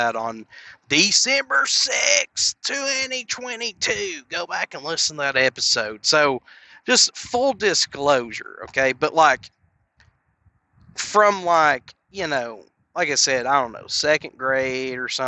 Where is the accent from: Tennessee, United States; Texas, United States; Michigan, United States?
Tennessee, United States; Knoxville; I was born and raised in Knoxville, Tennessee